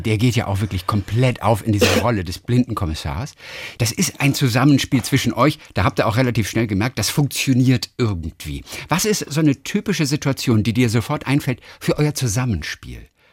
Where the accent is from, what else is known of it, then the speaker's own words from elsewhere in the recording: Northern Germany, Germany; now in Baden-Baden, Germany; ich komme aus Norddeutschland